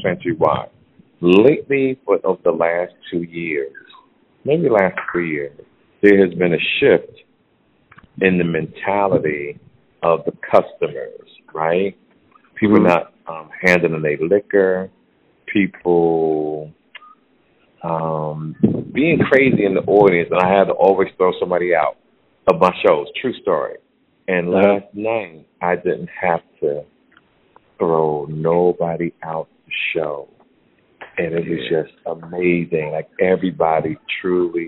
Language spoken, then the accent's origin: English; New Jersey, United States; my home state, New Jersey